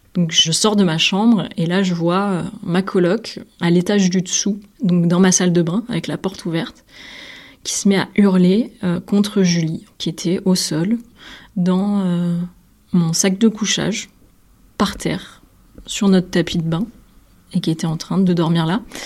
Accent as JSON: {"language": "French", "town": "Nîmes", "region": "Occitania", "country": "France", "moved": "as an adult", "lives_now": "Brussels, Belgium", "said": "Je suis originaire de Nîmes"}